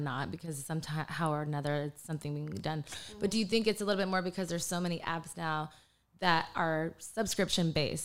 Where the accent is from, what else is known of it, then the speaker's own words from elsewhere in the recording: Texas, United States; also born or lived in Panama; raised in Texas